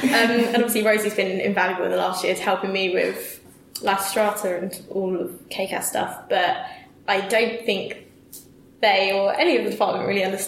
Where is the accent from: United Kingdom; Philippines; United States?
United Kingdom; Southend-on-Sea, East of England; I come from South End, Essex, yeah.